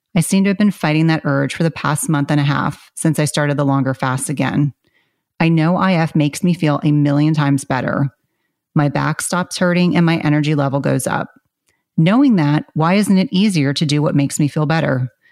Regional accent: South Carolina, United States; I was born in South Carolina

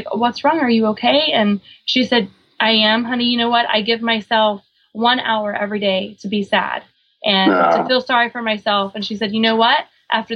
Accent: Oklahoma, United States; also born or lived in Guam / San Diego; now in Virginia Beach, United States; I grew up on a big horse ranch in the middle of Oklahoma

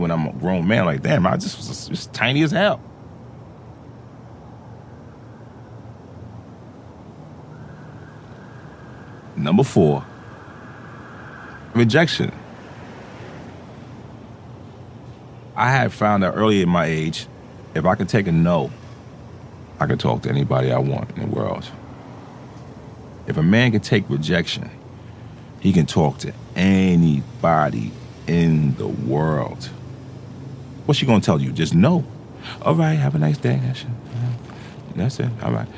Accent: New York City, New York, United States; I grew up in the Jecks

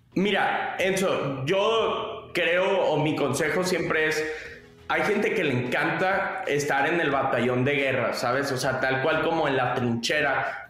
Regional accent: Monterrey, Nuevo León, Mexico; also born or lived in Palo Alto; yo soy de Monterrey, México, mi familia tuvo un outports pero tradicional por más de 20 años aquí en México

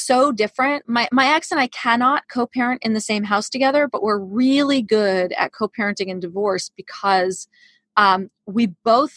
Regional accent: New York City, New York, United States; when I was 14, I grew up in New York City.

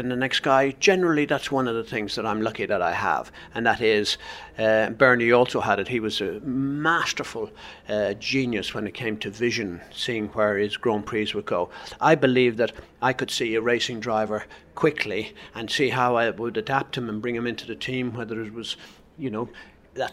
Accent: Ireland; moved away; I was what's known as an Irish blagger

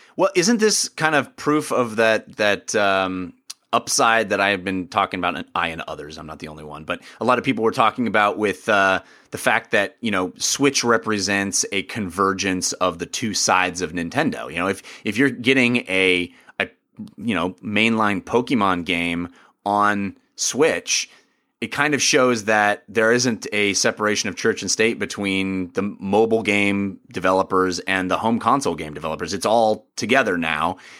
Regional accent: United States; as an American

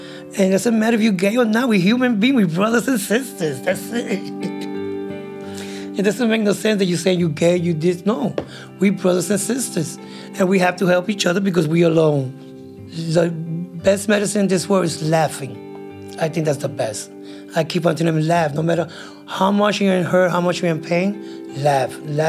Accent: New York City, New York, United States; I was born and raised in the South Bronx.

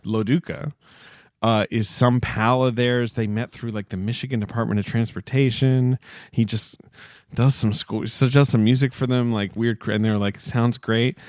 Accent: United Kingdom; I grew up in Britain

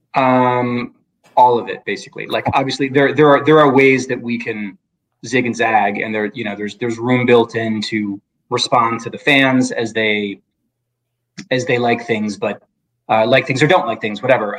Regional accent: Midwest, United States; I grew up in the Midwest

